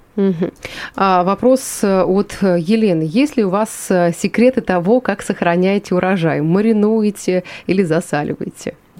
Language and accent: Russian; Yuzhnouralsk, Chelyabinsk Oblast, Russia; я сама родом из Южноуральска